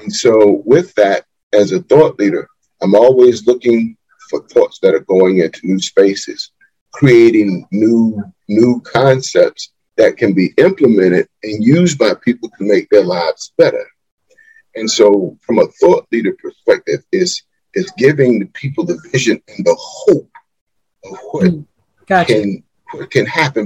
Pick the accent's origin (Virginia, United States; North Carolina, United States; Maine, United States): North Carolina, United States; Wilmington; I was born and raised right here in Wilmington, North Carolina